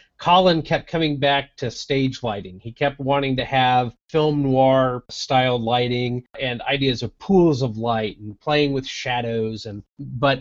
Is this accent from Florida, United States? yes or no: yes; Florida, United States; my home state of Florida